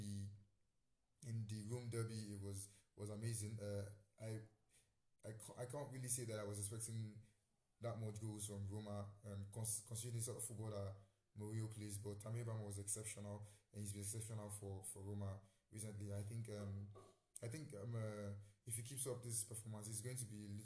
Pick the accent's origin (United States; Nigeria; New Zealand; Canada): Nigeria; I'm Nigerian